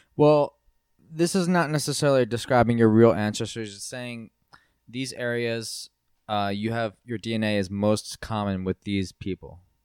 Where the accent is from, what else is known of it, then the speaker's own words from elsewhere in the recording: East Coast, United States; a white American from the East Coast